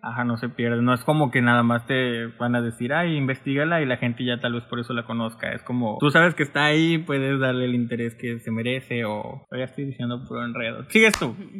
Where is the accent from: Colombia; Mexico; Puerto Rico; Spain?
Mexico; somos de México